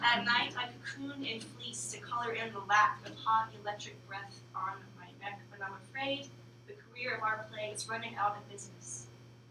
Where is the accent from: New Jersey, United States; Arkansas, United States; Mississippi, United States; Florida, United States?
Florida, United States; moved away; I'm from Florida.